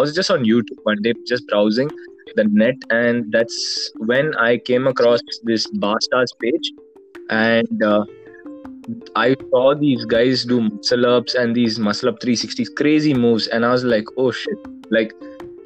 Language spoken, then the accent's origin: English; Bangalore, Karnataka, India; also born or lived in Goa; I moved to Bangalore. Continued, then the rest of my life I spent over there itself in Bangalore.